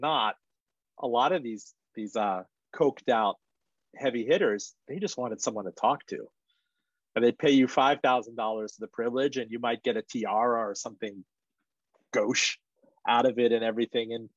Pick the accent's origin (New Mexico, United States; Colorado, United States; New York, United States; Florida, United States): Florida, United States; North Miami; English is a second language; also born or lived in Iran; I grew up in North Miami.